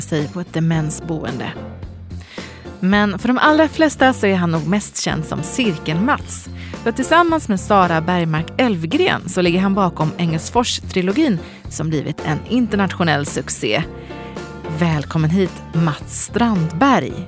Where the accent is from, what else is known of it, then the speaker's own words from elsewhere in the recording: Gothenburg, Västra Götaland, Sweden; also born or lived in Malmö; now in Stockholm, Sweden; jag är från Göteborg